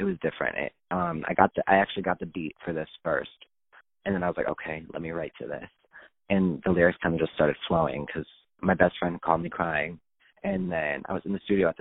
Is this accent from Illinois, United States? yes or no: yes; Chicago, Illinois, United States; I am from Chicago, Illinois, just outside the city.